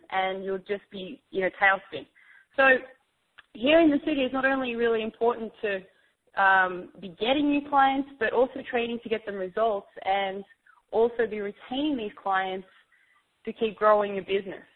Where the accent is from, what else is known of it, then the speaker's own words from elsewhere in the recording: Australia; moved away as an adult; now in New York City, United States; I'm originally from Australia, and I came across to New York about four and a half years